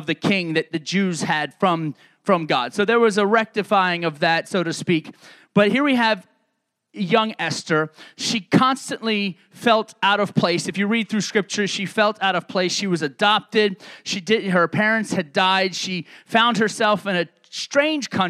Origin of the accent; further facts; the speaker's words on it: New York City, New York, United States; moved away; also born or lived in Baltimore / Laredo / Mason City, Illinois; I grew up in New York City.